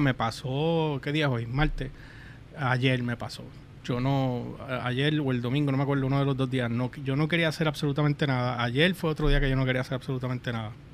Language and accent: Spanish; Puerto Rico; somos boricuas.